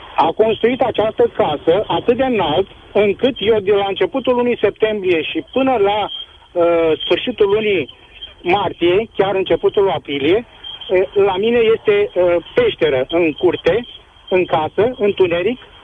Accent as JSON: {"language": "Romanian", "region": "Brăila County", "country": "Romania", "said": "eu sunt din Brăila"}